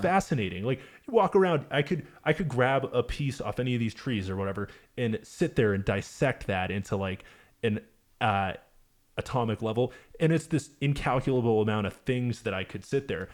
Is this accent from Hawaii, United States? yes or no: no; Manchester, New Hampshire, United States; I play a lot around my hometown of uh, Manchester, Hampshire.